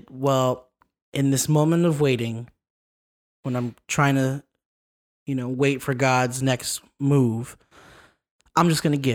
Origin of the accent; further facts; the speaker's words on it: California, United States; now in Las Vegas, United States; So we're originally from Southern California.